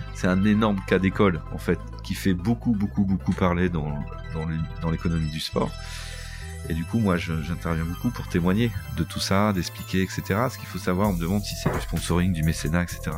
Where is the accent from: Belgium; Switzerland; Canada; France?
France; Boulogne-sur-Mer, Hauts-de-France; je suis né, et j'habite à Boulogne-sur-Mer, enfin dans la région de Boulogne-sur-Mer